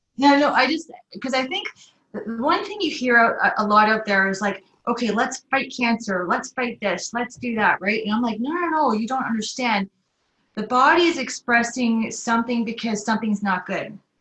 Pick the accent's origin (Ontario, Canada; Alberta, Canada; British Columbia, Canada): Ontario, Canada; Toronto; moved away as an adult; also born or lived in Rotorua, New Zealand / Belgium / Singapore; now in Auckland, New Zealand; we shifted over to Canada when I was around eight years old. My father was transferred to Canada for to Toronto actually so I did the rest of my growing up there, lost my accent and everything